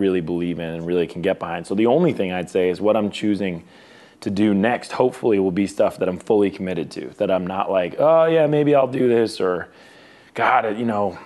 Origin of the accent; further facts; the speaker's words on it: Boston, Massachusetts, United States; we're both from Boston